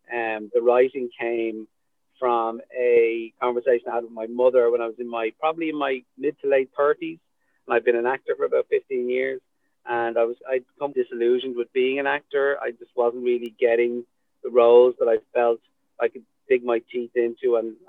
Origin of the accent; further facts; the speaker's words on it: Dublin, Leinster, Ireland; As a dub growing up in Dublin, I went through the Irish school system